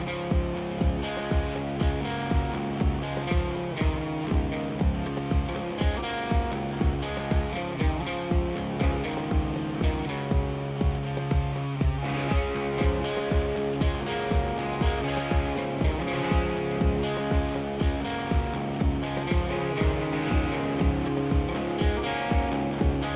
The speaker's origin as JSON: {"language": "English", "town": "Utica", "region": "New York", "country": "United States", "tie": "born or raised there", "said": "growing up in South Utica, growing up on, like, Ballantyne Bray"}